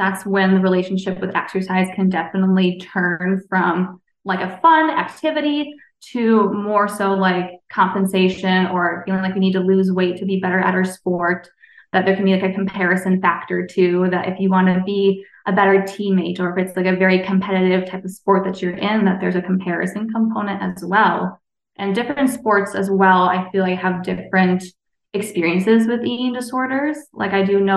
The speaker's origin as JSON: {"language": "English", "region": "New York", "country": "United States", "tie": "born or raised there", "moved": "as an adult", "lives_now": "Minnesota, United States", "said": "I'm from New York, so born and raised New Yorker, but live in Minnesota now for many years"}